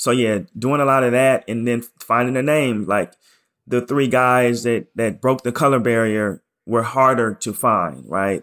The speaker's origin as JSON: {"language": "English", "town": "Portland", "region": "Oregon", "country": "United States", "also_born_or_lived": "New York / Chicago", "moved": "as an adult", "said": "I'm from Portland, Oregon, and I'm, I'm very pro Portland"}